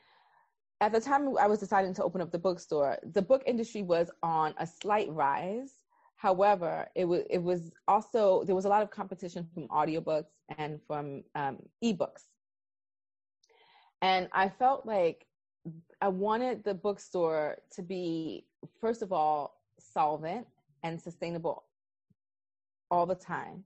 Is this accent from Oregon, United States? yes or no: no; New York City, New York, United States; I was born and raised in Brooklyn, New York